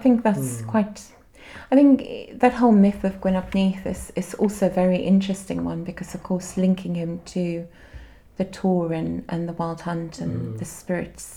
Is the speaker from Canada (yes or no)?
no; Cape Town, Western Cape, South Africa; now in Glastonbury, United Kingdom; I grew up in Cape Town in South Africa